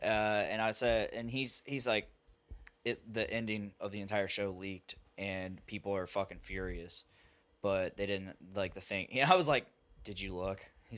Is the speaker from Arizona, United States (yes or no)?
no; Delphi, Indiana, United States; I'm from Delphi. We don't read good.